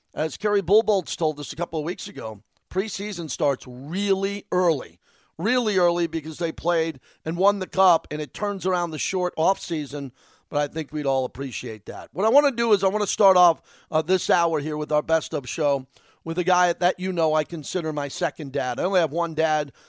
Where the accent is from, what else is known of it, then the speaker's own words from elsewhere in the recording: New York, United States; moved away as an adult; I grew up in New York